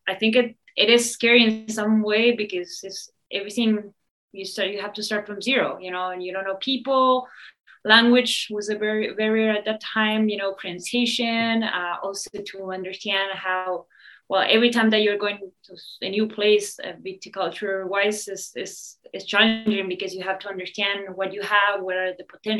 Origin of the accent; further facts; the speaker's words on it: Argentina; moved away as an adult; also born or lived in Switzerland; now in California, United States; I'm originally from Argentina. I grew up there.